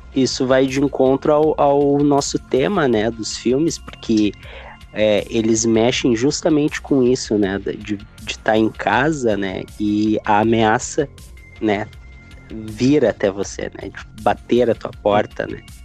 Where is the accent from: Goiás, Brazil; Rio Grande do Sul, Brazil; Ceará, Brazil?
Rio Grande do Sul, Brazil; Porto Alegre; sou daqui de Porto Alegre